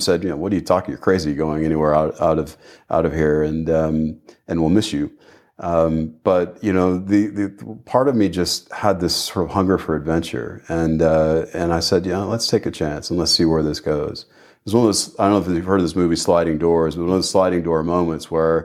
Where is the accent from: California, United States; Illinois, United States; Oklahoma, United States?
Oklahoma, United States; Tulsa; moved away as an adult; also born or lived in Port Harcourt, Nigeria; I'm American by birth. So I was born in a town called Tulsa, Oklahoma, which is sort of in the middle of the country, a little bit to the south.